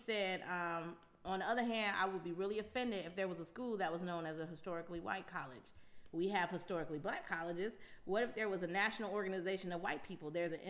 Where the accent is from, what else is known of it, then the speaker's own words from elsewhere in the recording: Buffalo, New York, United States; now in Eastern North Carolina, United States; Yeah, I'm from Buffalo, New York.